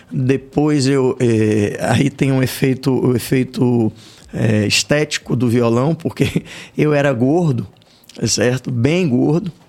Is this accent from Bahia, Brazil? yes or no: yes; Salvador, Bahia, Brazil; Nascido e criado aqui.